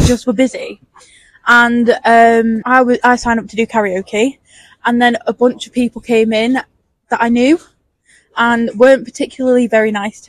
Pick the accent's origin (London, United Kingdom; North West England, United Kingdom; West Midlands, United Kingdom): North West England, United Kingdom; Marple; born or raised there